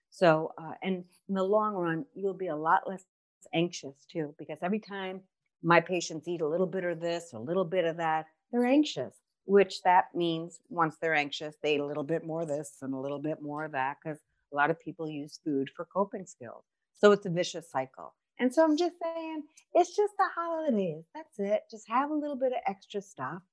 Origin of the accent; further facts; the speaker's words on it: New York, United States; accent: New York; moved away; I'm originally from New York, so my accent jacks everything up as always